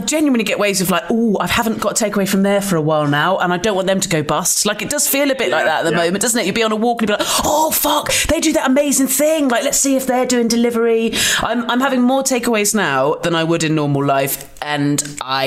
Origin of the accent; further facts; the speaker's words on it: Dorset, South West England, United Kingdom; also born or lived in Lewisham, London; now in London, United Kingdom; I grew up in Dorset